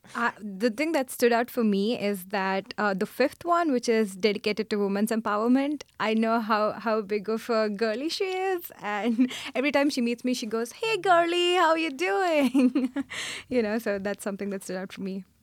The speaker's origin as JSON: {"language": "English", "country": "India", "moved": "yes", "lives_now": "New York City, United States", "said": "I'm originally from India"}